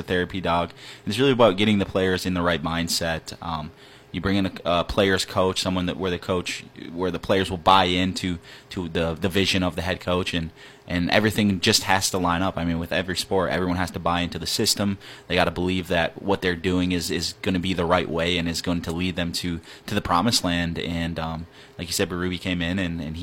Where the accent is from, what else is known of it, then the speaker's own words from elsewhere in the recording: Marquette, Michigan, United States; growing up in Marquette